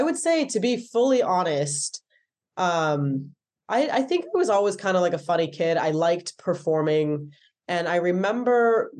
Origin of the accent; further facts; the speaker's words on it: Darlington, North East England, United Kingdom; moved away; also born or lived in Blackpool / Athens, Greece; But I was born in Blackpool, but we moved around with my dad's job. He was an engineer. So after Blackpool, I moved to a place called Darlington in the north of England.